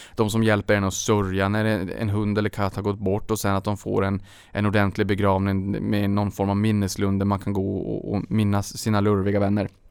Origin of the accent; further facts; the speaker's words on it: Norrbotten County, Sweden; Norrbotten där jag kommer ifrån